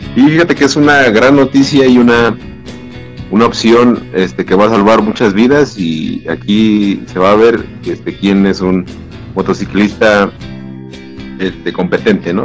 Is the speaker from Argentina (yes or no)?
no; Mexico; tenemos esa costumbre, ¿no? Como mexicanos